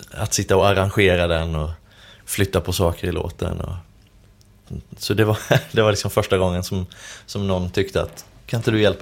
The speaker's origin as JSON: {"language": "Swedish", "region": "Skåne", "country": "Sweden", "tie": "born or raised there", "said": "det var när jag bodde i Skåne, där jag är född."}